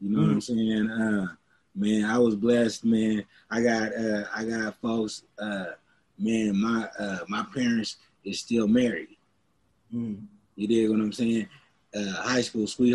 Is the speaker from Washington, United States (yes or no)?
yes; Seattle, Washington, United States; also born or lived in Los Angeles, California; I grew up out here, man, since I was like two